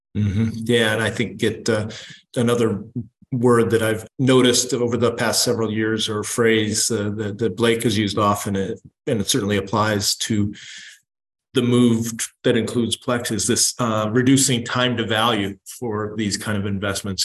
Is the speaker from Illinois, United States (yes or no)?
yes; Chicago, Illinois, United States; my hometown, Chicago